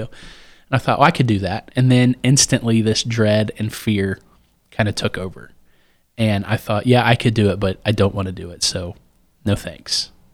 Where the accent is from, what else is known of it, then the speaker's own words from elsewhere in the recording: Bright, Indiana, United States; also born or lived in Cincinnati, Ohio; I grew up in, n-, near Bright, Indiana